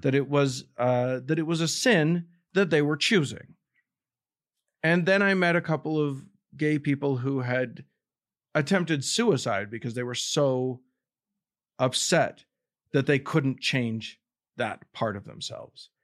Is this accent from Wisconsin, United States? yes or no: no; Salt Lake City, Utah, United States; I grew up in Salt Lake City, which is kind of the epicenter of Mormonism.